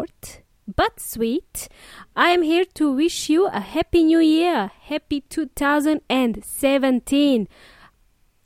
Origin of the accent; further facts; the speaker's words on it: Melbourne, Victoria, Australia; My hometown, Melbourne